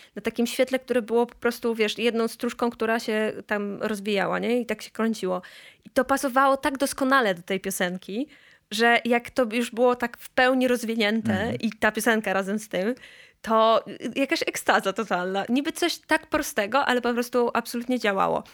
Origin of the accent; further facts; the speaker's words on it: Gdańsk, Pomeranian Voivodeship, Poland; ja się urodziłam w Gdańsku